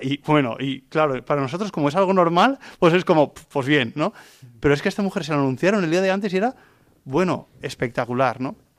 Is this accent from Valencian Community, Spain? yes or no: yes; Vilamarxant, near Valencia, Valencian Community, Spain; soy de Vila Marchand, de una parroquia muy cerca de, Valencia